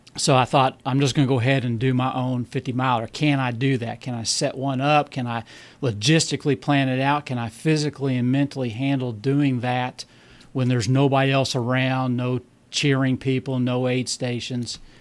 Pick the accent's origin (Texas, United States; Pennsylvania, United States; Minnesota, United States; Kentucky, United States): Kentucky, United States; Bowling Green; accent: southern; I'm from Bowling Green, Kentucky.